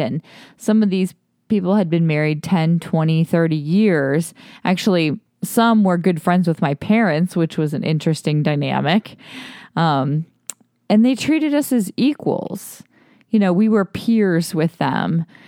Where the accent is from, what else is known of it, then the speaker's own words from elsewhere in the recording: Toledo, Ohio, United States; now in Austin, United States; Justin and I grew up in Ohio, in Toledo, Ohio.